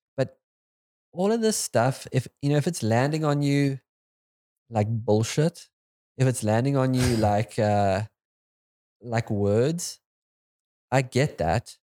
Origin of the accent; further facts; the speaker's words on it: South Africa; as a South African